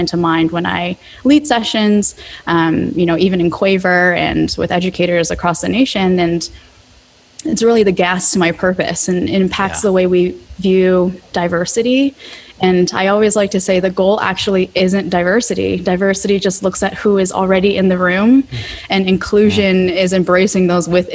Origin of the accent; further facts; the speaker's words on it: United States; I couldn't really fit in with my Korean peers because I was born in America